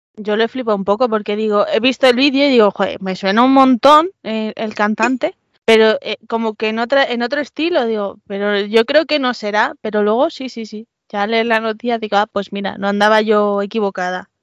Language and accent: Spanish; Madrid, Community of Madrid, Spain; yo soy madrileña de tercera generación